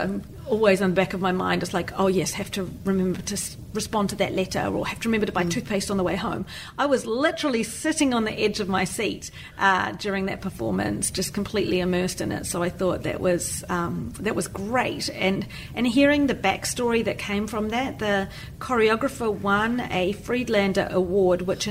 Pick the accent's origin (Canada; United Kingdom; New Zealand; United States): New Zealand; moved away as an adult